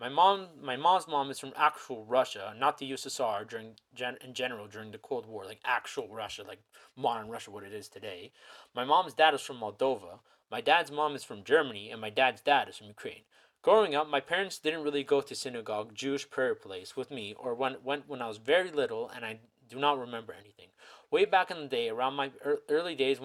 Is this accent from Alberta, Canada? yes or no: no; Toronto, Ontario, Canada; I was born in Toronto, Ontario, Canada